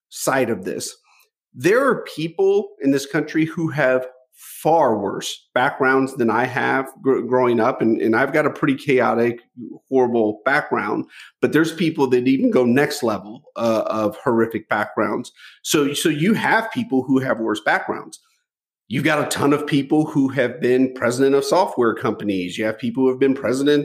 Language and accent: English; United States; growing up in the United States in the 70s being mixed race